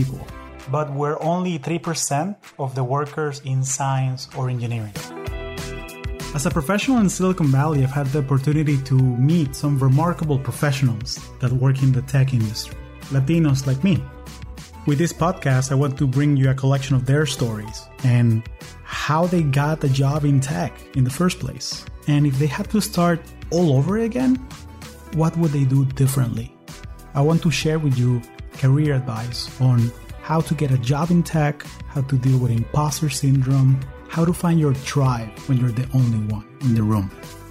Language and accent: English; Caracas, Capital District, Venezuela; now in United States; I'm an engineer and I work in Silicon Valley. I am originally from Caracas, Venezuela, and I've been calling the U.S. home for the last 20 years.